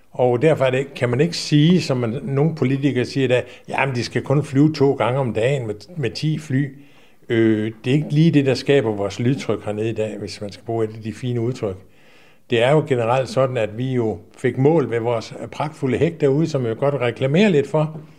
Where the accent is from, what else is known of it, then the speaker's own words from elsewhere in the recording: Aarhus, Central Denmark Region, Denmark; vi kommer op fra Aarhus af begge to, okay.